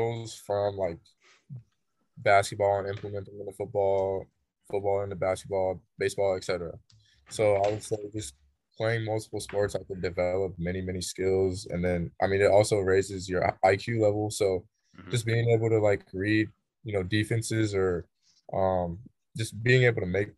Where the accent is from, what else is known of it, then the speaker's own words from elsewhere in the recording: Lawrence, Kansas, United States; moved away; I grew up, I've grown all my life in Lawrence, Kansas, which is a home of the Jayhawks